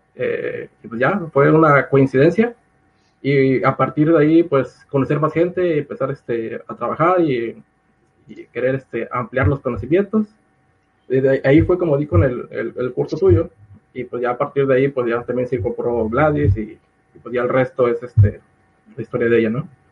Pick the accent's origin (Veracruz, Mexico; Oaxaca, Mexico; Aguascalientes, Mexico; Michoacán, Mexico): Veracruz, Mexico; Acayucan; moved away as an adult; campus allá en, Acayucan, de donde yo soy.